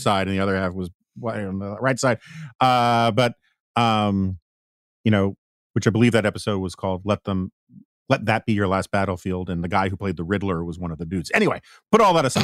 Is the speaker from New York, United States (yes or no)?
yes; New York, United States; as a New Yorker